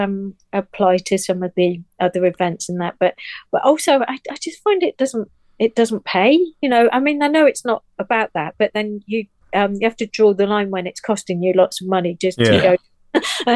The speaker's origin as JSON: {"language": "English", "town": "Nottingham", "region": "East Midlands", "country": "United Kingdom", "moved": "yes", "said": "I come from Nottingham, as you know, and I need to go and see my family at some point"}